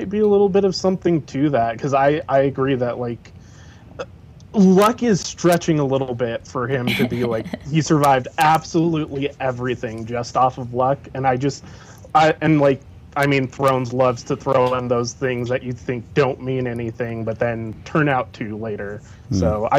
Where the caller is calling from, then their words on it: Utah, United States; Hey guys, … from Utah.